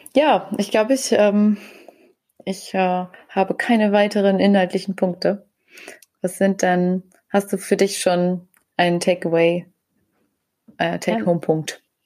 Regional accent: Germany; bei uns in Deutschland

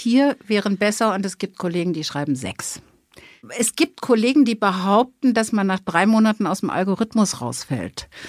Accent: Berlin, Germany; accent: Berliner Schnauze; Ich bin Berlinerin, habe ne, die entsprechende Berliner Schnauze und lebe mit meinem Mann und einer Prinzessinnenkatze in Zehlendorf.

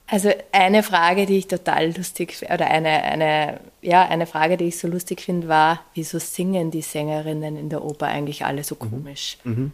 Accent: Upper Austria, Austria; moved away; ich bin ursprünglich aus Oberösterreich und ich glaube, ähm, ähm, in Oberösterreich ist das Oberösterreichische Musikschulwerk sehr prägend einfach gewesen für mich

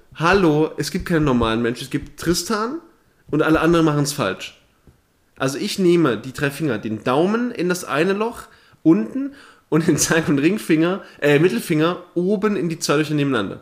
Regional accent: Thuringia, Germany; moved away; nicht da, wo ich herkomme. In Thüringen ist das eine andere

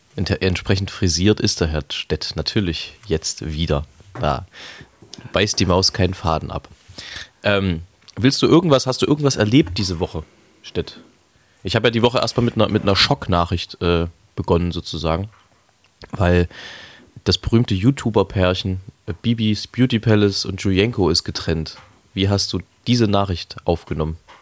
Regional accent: Leipzig, Saxony, Germany; Ich, ich bin ein Leipziger Original, wie das so schön heißt. Ein, ein authentisches, nicht zugezogenes, sondern schon immer hier stattgefunden habendes. Ähm, und Leipzig ist meine Heimat

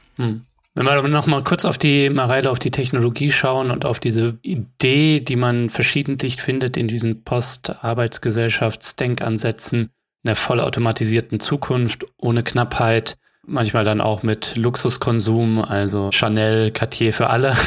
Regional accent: Germany; bei uns in Deutschland

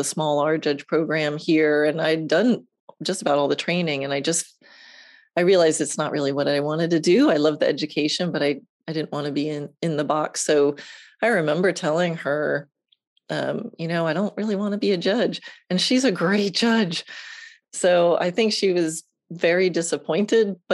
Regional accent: Long Island, New York, United States; moved away as an adult; now in Ocala, United States; I grew up on Long Island in New York

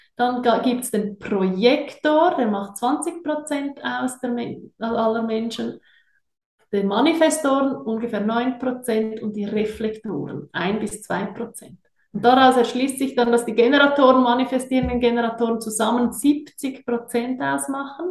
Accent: Switzerland; accent: Swiss; ich bin auch Schweizerin, wie ihr sicher hört, äh, bin sehr wohlbehütet aufgewachsen in den Bergen

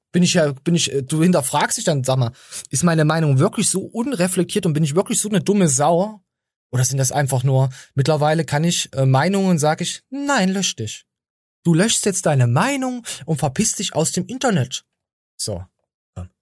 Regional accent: Erfurt, Thuringia, Germany; bei uns in Erfurt

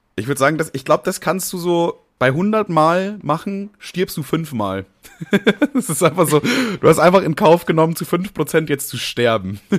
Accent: Nuremberg, Bavaria, Germany; ich bin ja in Bayern groß geworden, in Nürnberg

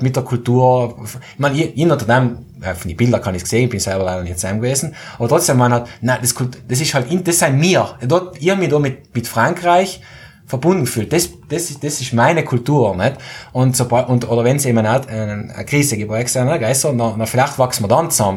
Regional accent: South Tyrol, Trentino-Alto Adige, Italy; bei uns in Südtirol

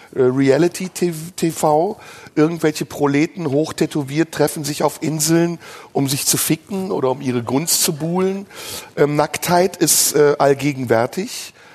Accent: Germany; Aber ich bin Deutscher. Ich lebe in diesem Land. Ich bin hier aufgewachsen

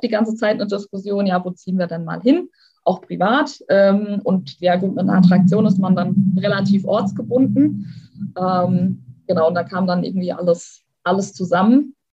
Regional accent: Oppenheim, Rhineland-Palatinate, Germany; hier in meiner Heimat, äh, da gibt es ein total cooles Kellerlabyrinth. Das geht einmal komplett äh, durch die Altstadt. In Oppenheim war

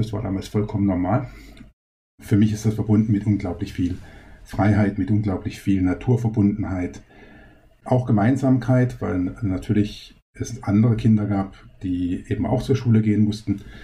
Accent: Baden-Baden, Baden-Württemberg, Germany; also born or lived in Karlsruhe / Rastatt; Also ich bin in Karlsruhe geboren, habe auch die ersten beiden Lebensjahre in Karlsruhe verbracht. Dann sind meine Eltern nach Baden-Baden gezogen. Dort bin ich zehn Jahre aufgewachsen

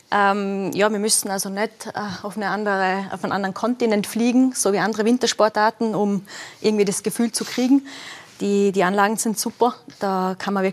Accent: western Austria, Austria; Also ich bin auf Alpinskiern aufgewachsen, äh, Westen Österreich, eh klar.

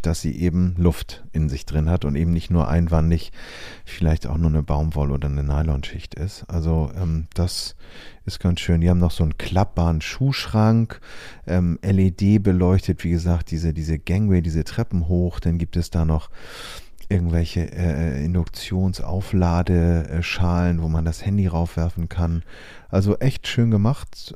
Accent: Germany; bei uns in Deutschland

